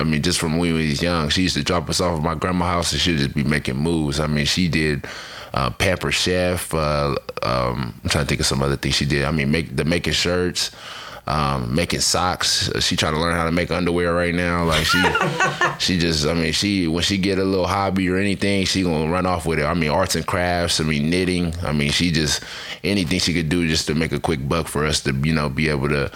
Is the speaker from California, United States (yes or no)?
yes; Fresno, California, United States; moved away; Growing up in Fresno